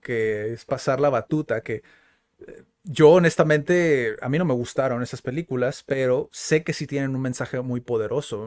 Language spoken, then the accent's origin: Spanish; Mexico; Como buenos mexicanos.